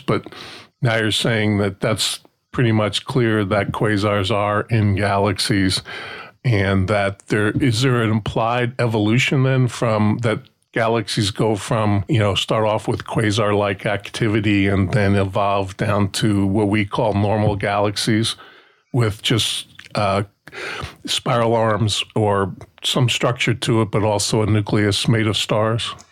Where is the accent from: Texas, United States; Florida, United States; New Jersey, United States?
New Jersey, United States; Newark; I grew up outside New York City, just outside Newark